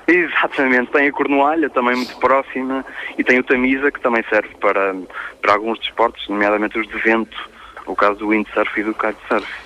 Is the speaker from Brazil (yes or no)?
no; Portugal; eu digo sempre que sou português